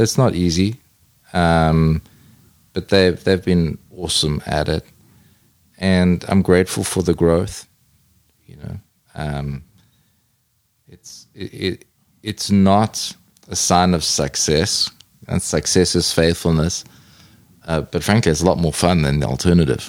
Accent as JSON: {"language": "English", "country": "South Africa", "said": "I'm a South African from a big city"}